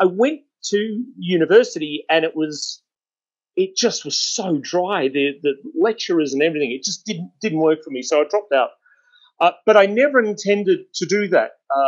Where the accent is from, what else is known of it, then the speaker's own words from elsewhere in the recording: Australia; Well, I'm from Australia, and my mother's side of the family comes from Adelaide.